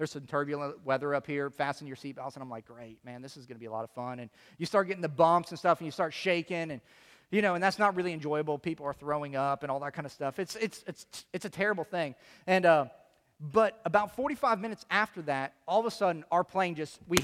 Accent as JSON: {"language": "English", "town": "Chicago", "region": "Illinois", "country": "United States", "said": "I'm from Chicago."}